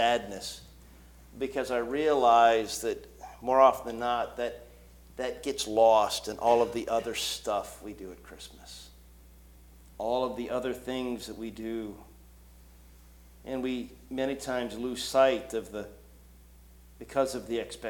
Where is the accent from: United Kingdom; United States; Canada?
United States; Canton, Ohio; I grew up in Canton, Ohio